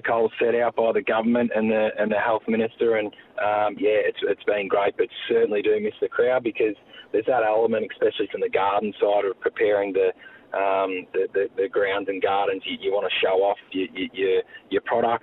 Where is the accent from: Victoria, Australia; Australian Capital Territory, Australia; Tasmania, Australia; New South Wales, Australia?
Victoria, Australia; Warrnambool; So I grew up in Warrnambool and attended Emmanuel College Secondary School